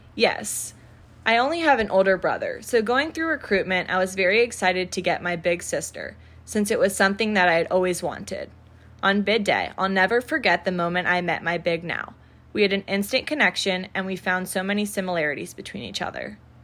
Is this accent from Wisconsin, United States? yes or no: no; Naples, Florida, United States; moved away as an adult; now in Lexington, United States; I'm an upcoming senior from Naples, Florida